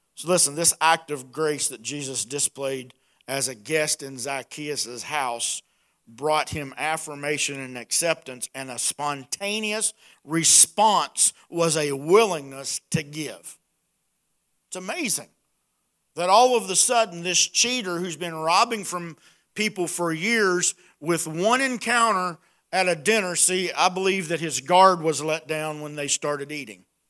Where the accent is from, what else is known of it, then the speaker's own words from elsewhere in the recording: Appalachia, United States; accent: hillbilly; my hillbilly accent